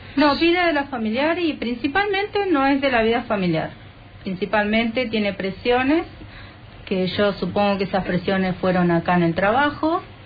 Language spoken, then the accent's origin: Spanish; Berazategui, Buenos Aires Province, Argentina; nosotros somos de Buenos Aires, del sur de Buenos Aires, en la ciudad de, bueno, de Verazategui